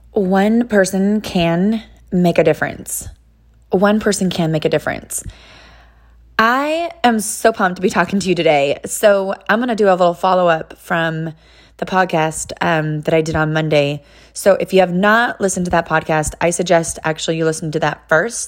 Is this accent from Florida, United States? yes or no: no; California, United States; now in Tennessee, United States; I'm, I'm actually from California